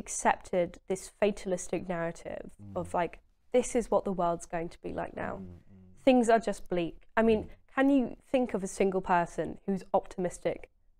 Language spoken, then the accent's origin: English; Maldon, East of England, United Kingdom; also born or lived in Southend; I'm an Essex girl, {S0} Yeah. {S1} But I lived in Maldon, which is a small town in North Essex.